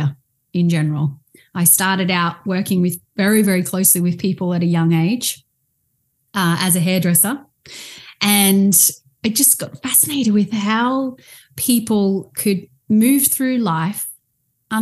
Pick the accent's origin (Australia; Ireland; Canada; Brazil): Australia; I am from Australia. I actually live on the Gold Coast